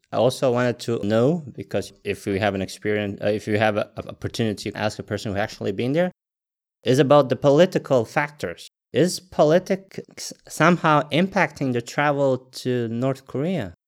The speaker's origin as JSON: {"language": "English", "country": "Latvia", "tie": "born or raised there", "said": "born and raised in Latvia."}